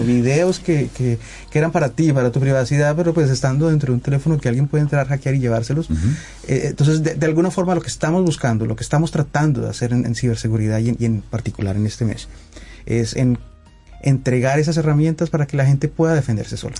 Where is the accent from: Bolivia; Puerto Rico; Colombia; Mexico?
Colombia; yo soy colombiano